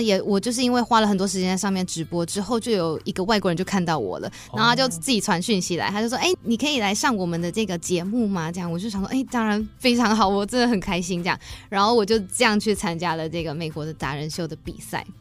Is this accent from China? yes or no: no; Taiwan; 我们台湾人